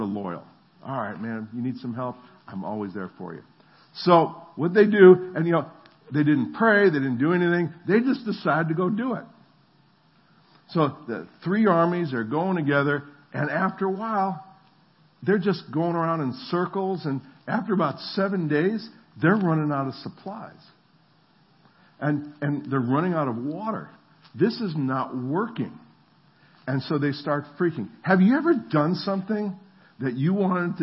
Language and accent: English; New Jersey, United States; moved away; also born or lived in the South; I'm from New Jersey